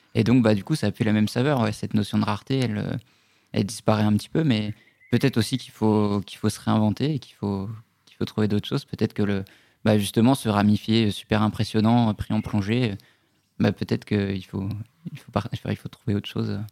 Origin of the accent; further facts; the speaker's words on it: Brittany, France; j'ai grandi en Bretagne